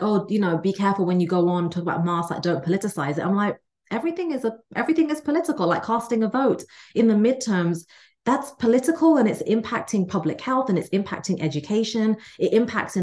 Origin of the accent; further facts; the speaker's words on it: England, United Kingdom; now in United States; I'm the child of immigrants from India. I was raised in England, live in America now